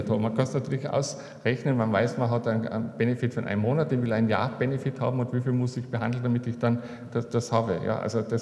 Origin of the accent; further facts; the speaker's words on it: Carinthia, Austria; Ich bin ein Kärntner. Ich kann mir einfach nicht vorstellen, nicht in Kärnten begraben zu sein.